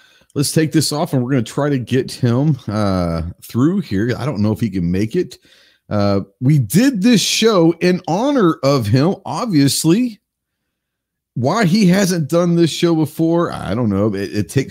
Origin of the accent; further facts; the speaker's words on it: Texas, United States; from the great state of Texas, my home state.